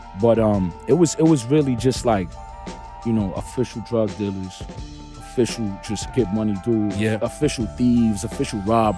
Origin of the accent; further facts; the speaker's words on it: New York City, New York, United States; I'm from Brownsville, East New York, Brooklyn, more or less. You know, but my stomping grounds officially are Ocean Hill.